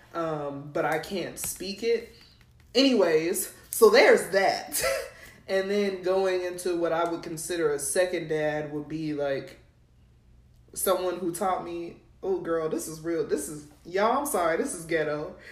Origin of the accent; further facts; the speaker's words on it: New Mexico, United States; moved away; also born or lived in Texas; I'm not from Texas, y'all. I'm from New Mexico